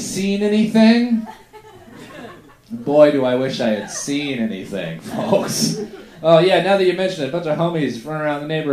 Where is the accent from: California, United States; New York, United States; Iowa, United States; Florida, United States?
Florida, United States; Middleburg; we were kind of poor, grew up in Middleburg, Florida